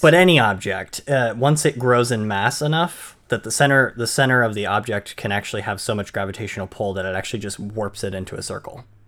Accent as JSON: {"language": "English", "region": "Maine", "country": "United States", "tie": "born or raised there", "said": "I'm born and raised in Maine and never gone any s-, south, any further south"}